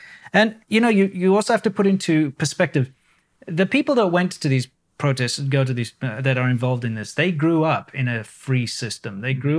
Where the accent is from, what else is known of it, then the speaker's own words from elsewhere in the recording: South Africa; It's a very British system, very similar to what I grew up in South Africa, being a former British colony, of course.